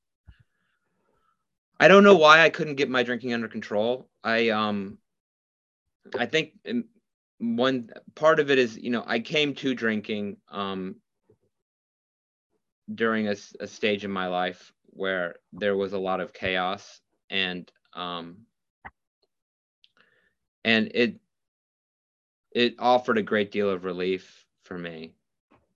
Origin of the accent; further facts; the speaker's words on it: Midwest, United States; I'm from the Midwest